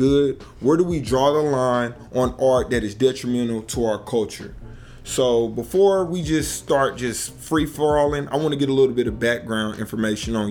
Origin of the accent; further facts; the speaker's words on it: United States; I'm from America